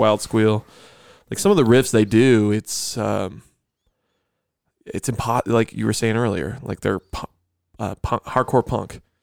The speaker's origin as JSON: {"language": "English", "town": "Grand Island", "region": "New York", "country": "United States", "tie": "born or raised there", "moved": "yes", "said": "I'm from Grand Island"}